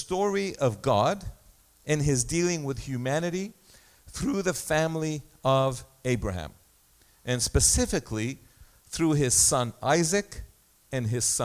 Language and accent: English; Egypt; now in Canada; My passport says place of birth, Egypt.